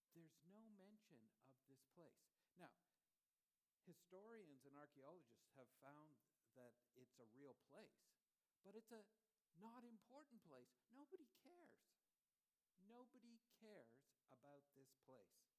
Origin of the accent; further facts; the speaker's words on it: Toronto, Ontario, Canada; moved away as an adult; also born or lived in United States / China; I grew up in Toronto